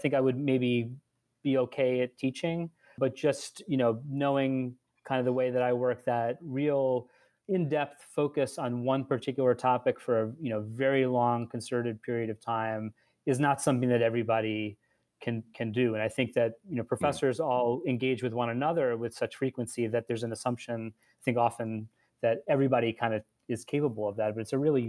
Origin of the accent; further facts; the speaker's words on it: Long Island, New York, United States; also born or lived in Delaware; I grew up on Long Island